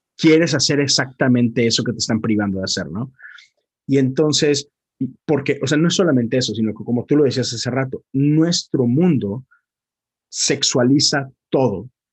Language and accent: Spanish; Monterrey, Nuevo León, Mexico; moved away; yo soy de Monterrey